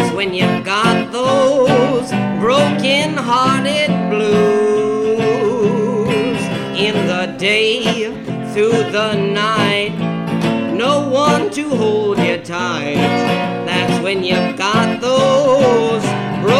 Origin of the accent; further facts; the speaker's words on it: United States; I come from the United States